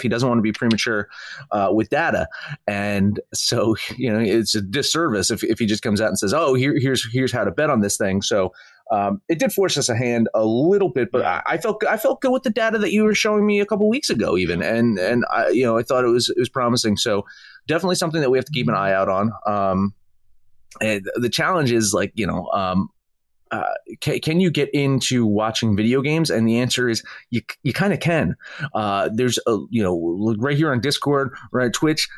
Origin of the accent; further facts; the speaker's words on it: New Jersey, United States; I'm from New Jersey